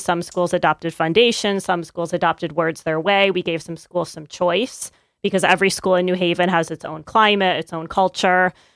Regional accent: upstate New York, United States; now in Connecticut, United States; I'm not from Connecticut. I grew up in upstate New York

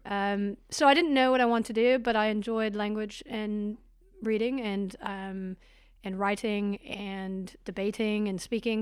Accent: Portland, Oregon, United States; moved away as an adult; also born or lived in California; now in New Zealand; I was in Portland till I was about eighteen, and then went to California to go to university

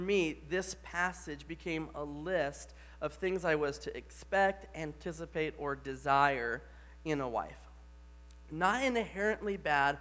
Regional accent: the Bible Belt, Southern United States, United States; moved away; I grew up in the Bible Belt

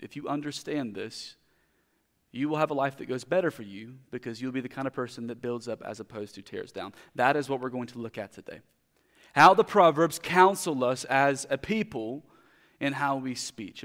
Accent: United States; as a American Christians

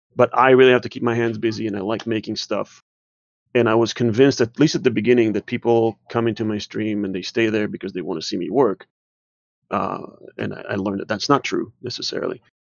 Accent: Israel; also born or lived in New Jersey; now in Georgia, United States; I was born and raised in Israel

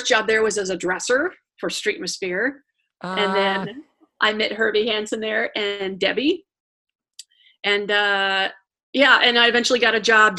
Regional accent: Italy; born there; I was born in Italy.

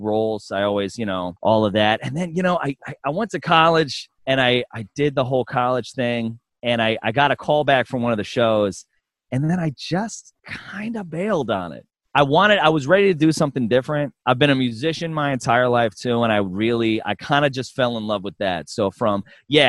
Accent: New York, United States; I grew up in New York

